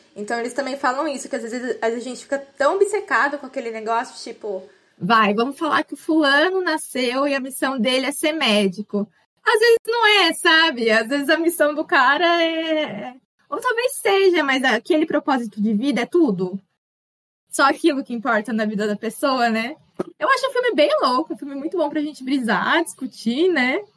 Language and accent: Portuguese; Brazil; eu sou brasileira